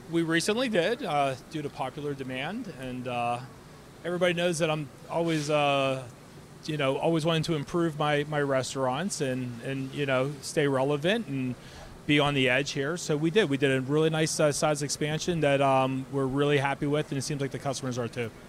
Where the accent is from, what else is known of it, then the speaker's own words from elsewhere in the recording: Ambridge, Pennsylvania, United States; I grew up in Ambridge